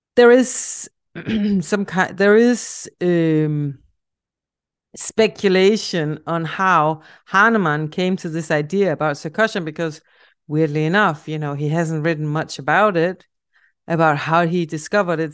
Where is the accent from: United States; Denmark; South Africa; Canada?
Denmark; accent: Danish; English is a second language; a Danish project that I'm working on. And now you also have the answer to where my accent is coming from